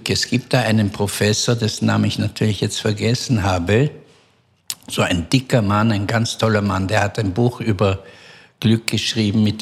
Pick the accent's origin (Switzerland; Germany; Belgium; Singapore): Belgium; er merkt an meiner Aussprache, dass ich ähm, nicht Israeli bin. Und äh, dann habe ich ihm gesagt, ich bin aus Belgien.